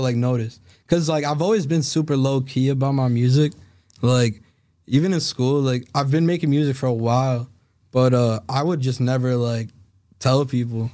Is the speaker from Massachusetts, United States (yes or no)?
yes; Salem, Massachusetts, United States; I grew up in Salem